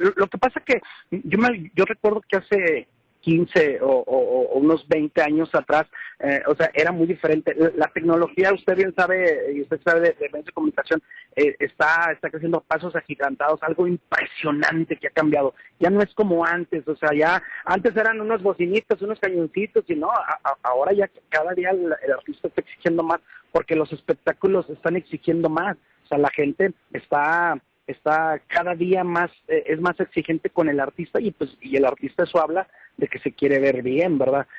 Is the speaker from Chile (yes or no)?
no; Zacatecas, Mexico; como buen zacatecano